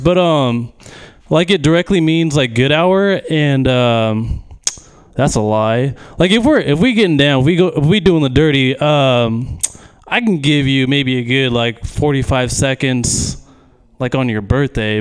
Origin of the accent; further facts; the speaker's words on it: Manteca, California, United States; I'm from Manteca